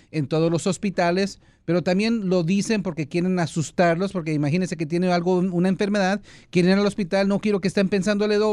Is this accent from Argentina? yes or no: no; El Salvador; es el salvadoreño que yo soy de Zulutambo.